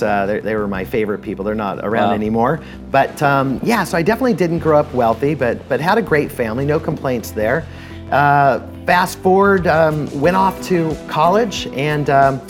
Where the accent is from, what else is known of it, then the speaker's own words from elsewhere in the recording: Los Angeles, California, United States; I actually grew up about 45 minutes from here, Studio City, California, an area where there are a lot of wealthy people